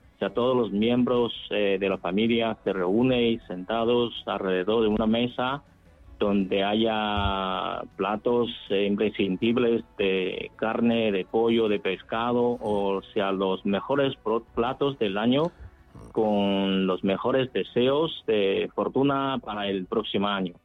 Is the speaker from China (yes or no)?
yes; northern China, China; now in Spain; yo soy del norte de China